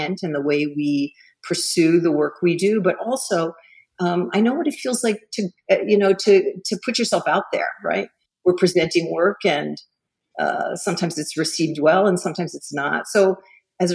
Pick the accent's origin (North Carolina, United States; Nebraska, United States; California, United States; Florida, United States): Florida, United States; Miami; I grew up in Miami